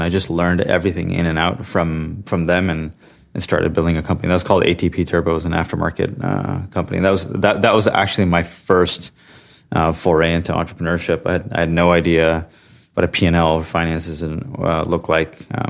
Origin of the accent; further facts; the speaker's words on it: Santa Clara, California, United States; So I was born and raised in Santa Clara, California specifically. So it's kind of the heart of Silicon Valley